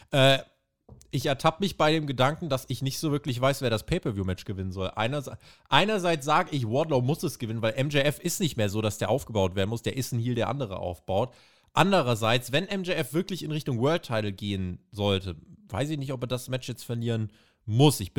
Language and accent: German; New York, United States; sondern nächste Woche in meiner Heimat in New York.